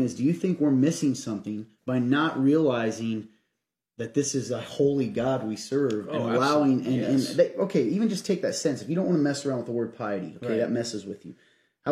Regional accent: Kentucky, United States; moved away; I'm from Kentucky originally

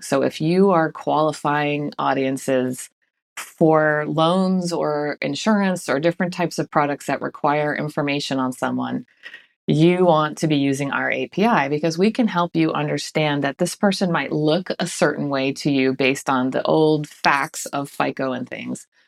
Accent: Boston, Massachusetts, United States; moved away; I'm from Boston originally, so we say wicked fast where I'm from

